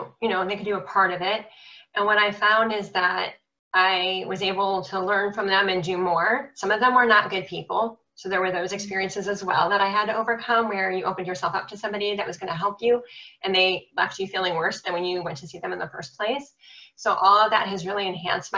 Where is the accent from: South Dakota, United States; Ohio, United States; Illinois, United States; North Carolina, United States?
Ohio, United States; Cleveland; I'm from Cleveland, Ohio.